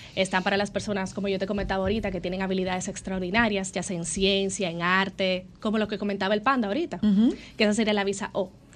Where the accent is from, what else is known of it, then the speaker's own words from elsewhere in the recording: Dominican Republic; Los dominicanos tenemos una fama muy chula